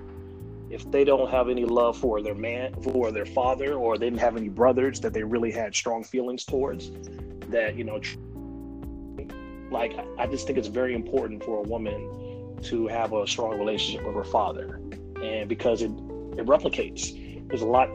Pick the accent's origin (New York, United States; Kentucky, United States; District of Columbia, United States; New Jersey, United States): District of Columbia, United States; Washington; I was born and raised in Washington, D.C.